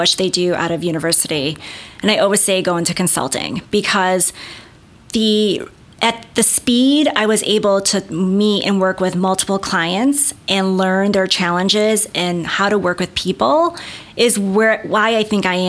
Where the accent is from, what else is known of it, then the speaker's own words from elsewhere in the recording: Chicago, Illinois, United States; I grew up in the North Shore of Chicago